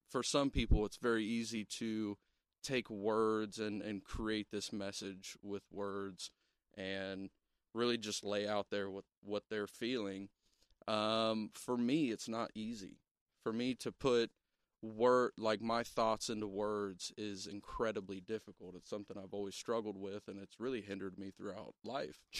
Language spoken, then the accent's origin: English; Ohio, United States; We're from Southern Ohio. Okay? We told we y'all. We talk funny.